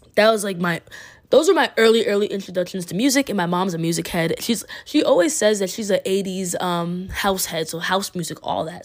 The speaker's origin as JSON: {"language": "English", "region": "Massachusetts", "country": "United States", "also_born_or_lived": "Queens, New York", "said": "My background is, I'm from Massachusetts"}